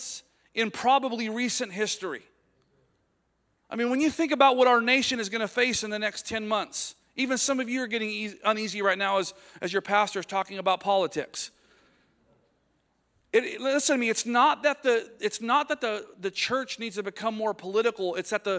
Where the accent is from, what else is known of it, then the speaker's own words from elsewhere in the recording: United States; as American preachers